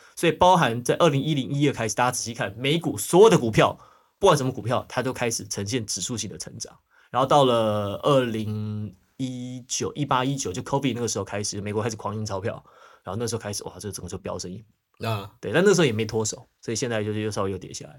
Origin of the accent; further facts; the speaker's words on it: Taiwan; moved away as an adult; also born or lived in United States; 虽然要回台湾工作了嘛